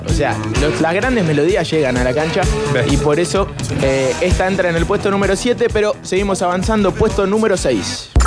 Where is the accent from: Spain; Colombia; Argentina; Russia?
Argentina; Mar del Plata, Buenos Aires Province; yo soy de Mar del Plata, nací en Mar del Plata en realidad